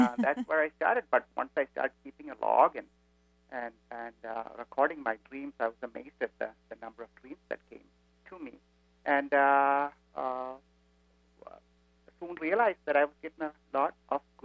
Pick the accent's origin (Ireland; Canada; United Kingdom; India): India; moved away as an adult; now in United States; I grew up in India